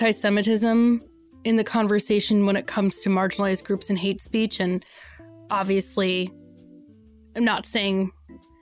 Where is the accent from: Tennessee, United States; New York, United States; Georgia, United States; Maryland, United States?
New York, United States; I grew up in New York